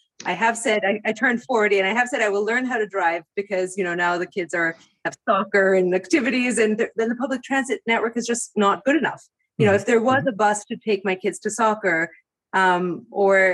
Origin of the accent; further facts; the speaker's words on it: Greece; moved away as an adult; now in United States; I grew up in Greece